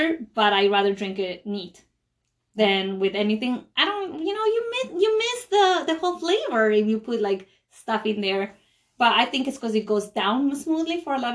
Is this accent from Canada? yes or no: no; Ecuador; now in United States